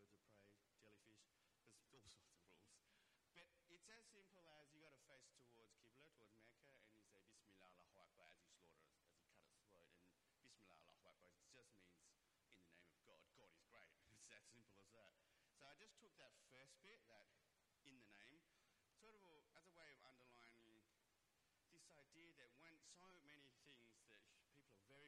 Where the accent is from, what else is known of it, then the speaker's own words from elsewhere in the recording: Perth, Western Australia, Australia; Back in the 80s in Perth when I was a kid growing up